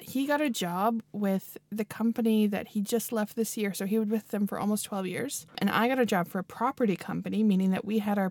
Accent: Winnipeg, Manitoba, Canada; moved away as an adult; also born or lived in Edmonton / Ireland; now in Sweden; Originally, I'm from Canada, born in Edmonton, raised in Winnipeg. So Winnipeg is my hometown, and I've been here for 8 years now. 8 years this month.

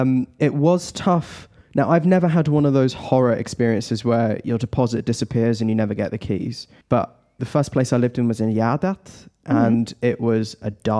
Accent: United Kingdom; moved away as an adult; also born or lived in Staffanstorp, Sweden / Lund, Sweden; now in Stockholm, Sweden; my hometown

